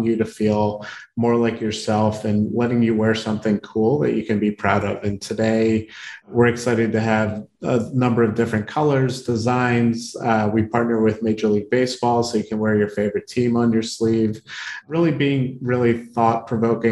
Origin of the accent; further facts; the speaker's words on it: Baltimore, Maryland, United States; I grew up in Baltimore